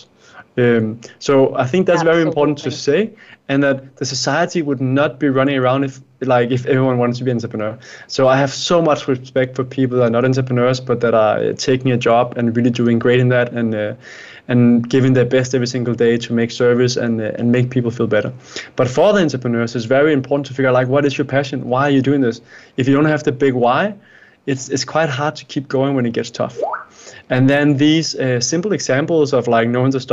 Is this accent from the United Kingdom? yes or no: no; Denmark; I am from Denmark, Scandinavia